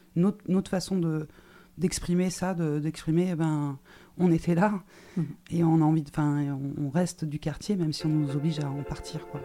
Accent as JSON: {"language": "French", "town": "Toulouse", "region": "Occitania", "country": "France", "said": "en tant que Toulousain"}